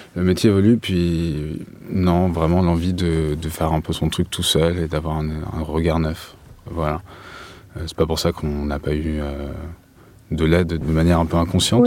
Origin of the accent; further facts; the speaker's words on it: Paris, Île-de-France, France; je suis parisien. Donc, euh, je suis parti, mais je suis revenu